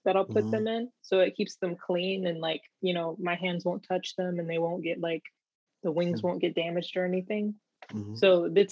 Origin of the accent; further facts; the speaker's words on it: California, United States; I grew up in California